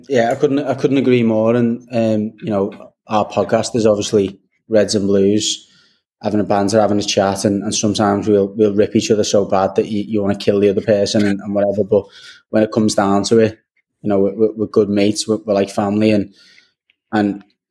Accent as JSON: {"language": "English", "town": "Liverpool", "region": "North West England", "country": "United Kingdom", "said": "we're Scousers above all else, and we do have that identity"}